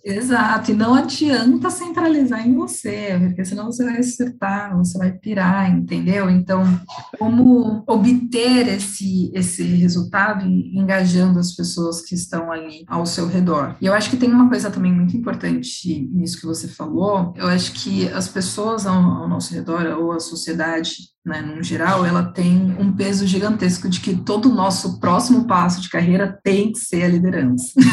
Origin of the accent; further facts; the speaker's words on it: São Paulo, Brazil; eu sou daqui de São Paulo